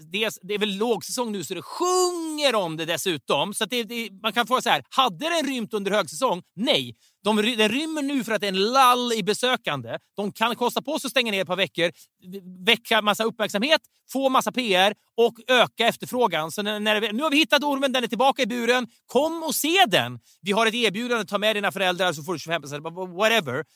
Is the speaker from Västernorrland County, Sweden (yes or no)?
yes; Sundsvall, Västernorrland County, Sweden; jag kommer ju från Sundsvall